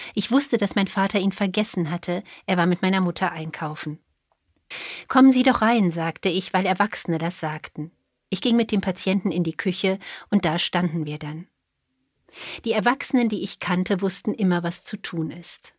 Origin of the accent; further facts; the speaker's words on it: Cologne, North Rhine-Westphalia, Germany; now in Berlin, Germany; Ich komme aus Köln